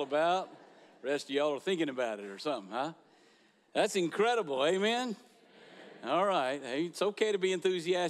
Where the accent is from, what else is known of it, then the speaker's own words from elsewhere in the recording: Niceville, Florida, United States; now in Crestview, United States; I grew up here in Niceville, graduated from Niceville High School way back when it was just a cardboard box